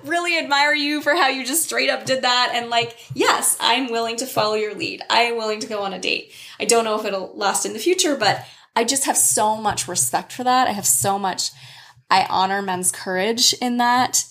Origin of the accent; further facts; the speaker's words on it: United States; as an American woman who has lived abroad extensively